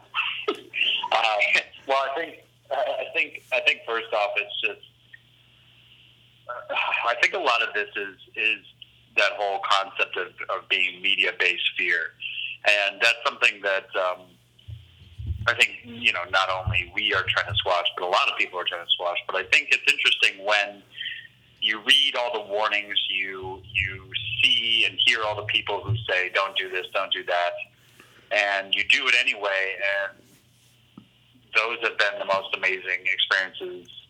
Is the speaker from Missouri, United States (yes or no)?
yes; St. Louis, Missouri, United States; I was raised in St. Louis, Missouri